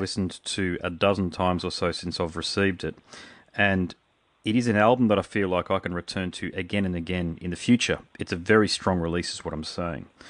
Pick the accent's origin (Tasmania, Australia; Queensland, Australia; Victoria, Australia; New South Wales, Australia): Queensland, Australia; Brisbane; I'm from Brisbane